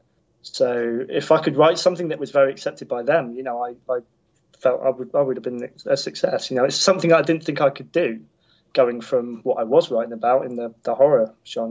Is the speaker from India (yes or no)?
no; United Kingdom; being a Brit as well